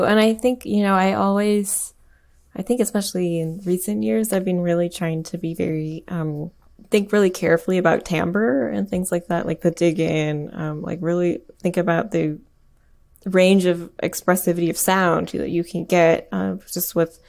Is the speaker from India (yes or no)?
yes; India; I mean, I'm Indian, and like I learned a little bit of like Hindustani music growing up